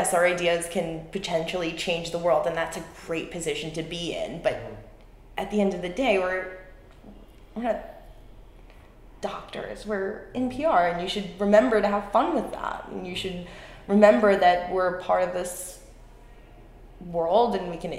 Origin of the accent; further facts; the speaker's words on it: New York City, New York, United States; I'm a girl from Staten Island, and now I'm here in Cannes, France